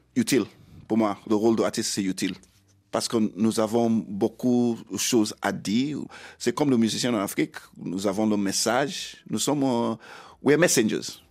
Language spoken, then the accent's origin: French; Sierra Leone; French is a second language; moved away; also born or lived in Bo, Sierra Leone / London, United Kingdom / England; Je suis né en Sierra Leone.